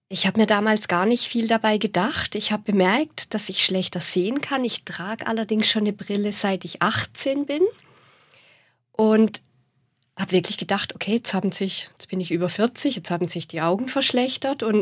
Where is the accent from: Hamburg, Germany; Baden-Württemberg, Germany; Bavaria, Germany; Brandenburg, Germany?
Baden-Württemberg, Germany; accent: Swabian; vor allem zu hören, dass alle meinen Dialekt sprechen.